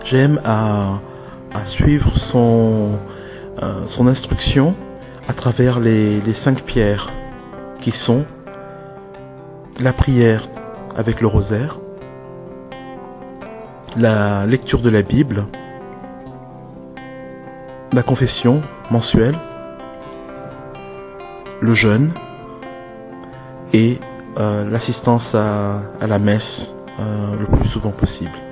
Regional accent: Benin; also born or lived in France; I'm originally from France and Benin, West Africa.

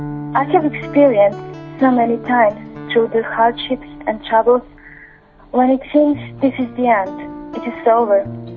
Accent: Croatia; I'm 35. I come from Croatia.

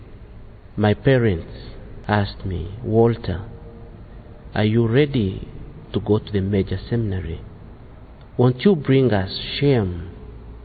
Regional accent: Uganda; I come from Uganda

